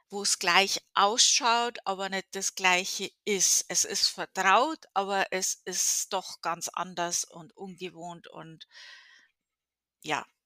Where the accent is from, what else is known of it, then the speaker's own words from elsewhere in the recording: Bavaria, Germany; Äh, ich komme aus Bayern. Wir hatten eine sehr, sehr gute äh, Trinkqualität, äh, Oberpfalz, um genau zu sein.